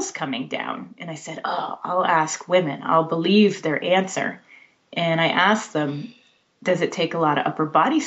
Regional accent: South Texas, United States; now in Bay Area, United States; I grew up in South Texas

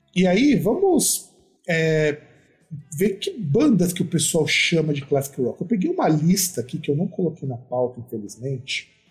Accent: Brazil; escutar música brasileira faz parte da nossa formação como brasileiro

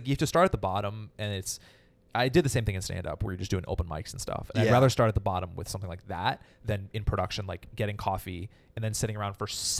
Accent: Berkeley, California, United States; moved away as an adult; also born or lived in Chicago; now in Los Angeles, United States; Yes, I grew up near Berkeley.

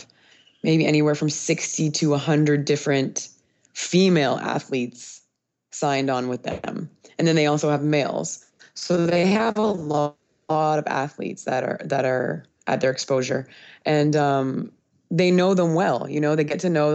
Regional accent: North Vancouver, British Columbia, Canada; moved away as an adult; also born or lived in Wyoming, United States / Europe; now in Honduras; I am originally from North Vancouver, British Columbia, Canada.

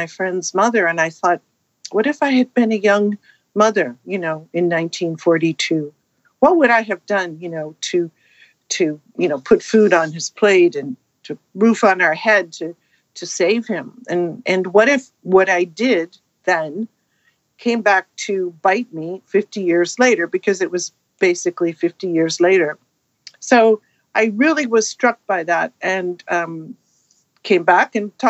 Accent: California, United States; I grew up in California

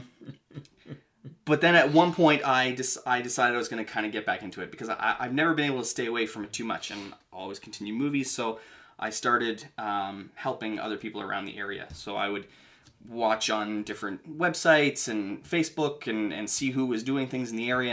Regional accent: Ottawa, Ontario, Canada; I grew up in the Ottawa area.

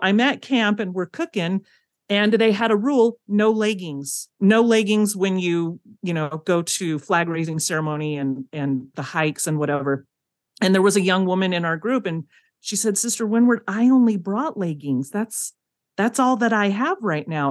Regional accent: California, United States; moved away as an adult; now in Provo, United States; I come from California, but I haven't lived there since I was eighteen

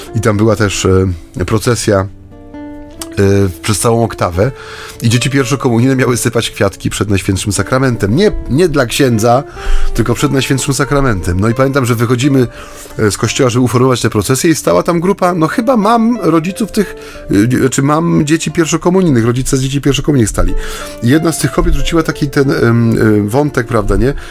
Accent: Silesian Voivodeship, Poland; ja jestem ze Śląska, więc u nas to było naturalne

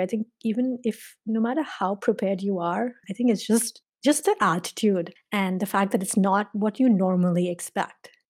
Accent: Mumbai, Maharashtra, India; moved away as an adult; now in Illinois, United States; I grew up in India, I grew up in Bombay

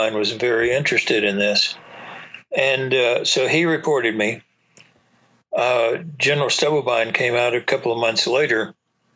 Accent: East Texas, United States; moved away as an adult; also born or lived in Augsburg, Germany; I was raised in East Texas.

